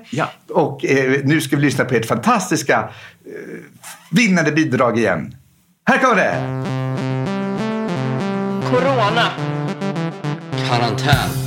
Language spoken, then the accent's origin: Swedish; Ostrobothnia, Finland; Vi sjöng i samma ungdomskör i församlingen i tonåren. Vi är båda uppvuxna i Österbotten